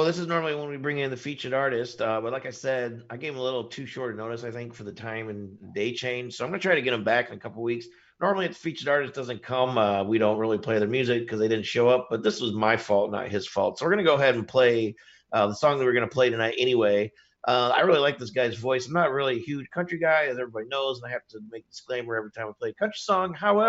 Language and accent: English; Indiana, United States; even though I'm from Indiana.